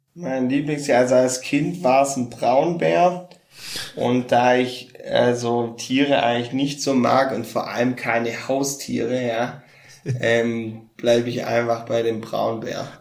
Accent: Baden-Württemberg, Germany; ich bin ja auch Schwabe

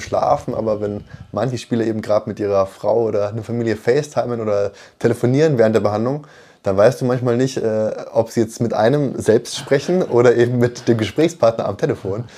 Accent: Munich, Bavaria, Germany; gebürtig aus München

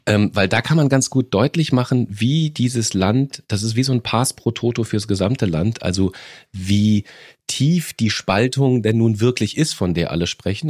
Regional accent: Germany; bei uns in Deutschland

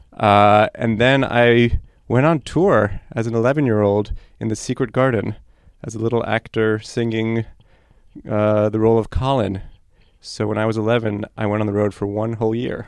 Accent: New York City, New York, United States; first language Polish; Hebrew; English is a second language; now in Ann Arbor, United States; So my sister and I grew up in New York City and actually English was not our first language

